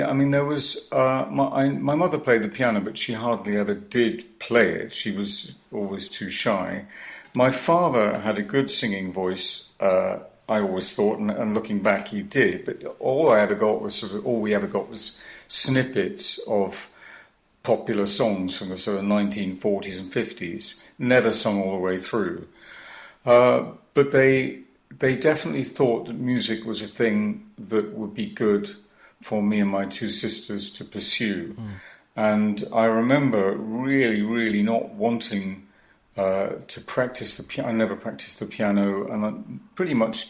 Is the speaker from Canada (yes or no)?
no; Cardiff, Wales, United Kingdom; I grew up in Cardiff, went to Cardiff High School, and I learned my Welsh, as did we all.